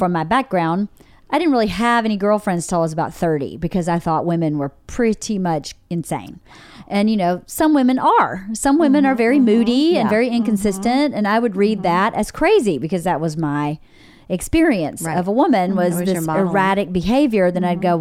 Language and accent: English; rural Georgia, United States; moved away; I grew up in my hometown's 1,800 people, really small, rural Georgia.